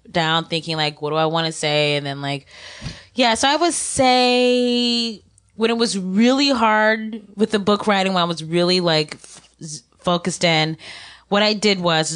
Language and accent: English; Ohio, United States; growing up in Ohio, going to all-white high school